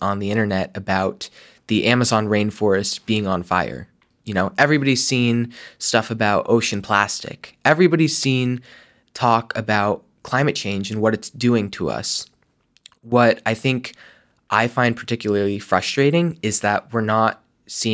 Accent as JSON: {"language": "English", "region": "Vermont", "country": "United States", "tie": "born or raised there", "said": "growing up in Vermont"}